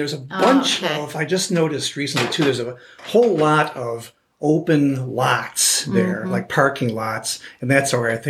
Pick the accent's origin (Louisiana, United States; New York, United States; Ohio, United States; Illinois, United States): Ohio, United States; Cleveland; moved away as an adult; also born or lived in German Village, Columbus, Ohio; now in Columbus, United States; I grew up in Cleveland and then moved here. I came down with Governor Celeste's staff back in the early 80s.